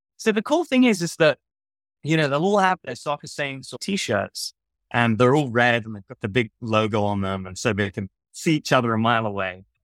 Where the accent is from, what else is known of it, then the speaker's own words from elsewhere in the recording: Southampton, South East England, United Kingdom; moved away; I'm from Southampton in England.